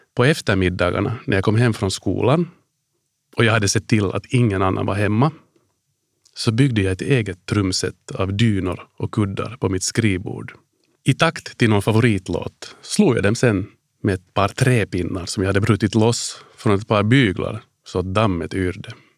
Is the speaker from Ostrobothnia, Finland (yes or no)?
no; Helsinki, Uusimaa, Finland; moved away as an adult; also born or lived in Washington DC, United States / Hanko, Finland / Ireland; Jag är född och uppvuxen på Drumsö i Helsingfors